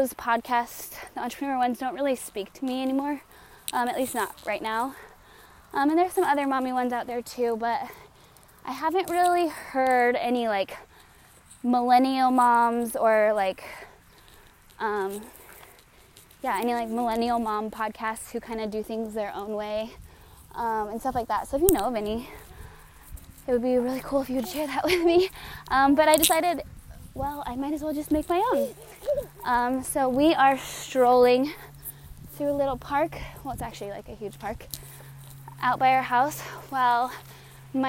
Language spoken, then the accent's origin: English; Colorado, United States; moved away as an adult; also born or lived in Raleigh, North Carolina; now in San Diego, United States; We are originally from Colorado, my husband